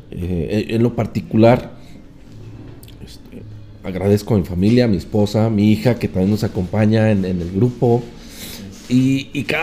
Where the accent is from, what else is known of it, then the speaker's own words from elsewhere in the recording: Mexico; El sentirse mexicano para nosotros, los bailarines de folclore, no es nada más un mes en el año. Somos mexicanos orgullosamente 100% todos los días del año.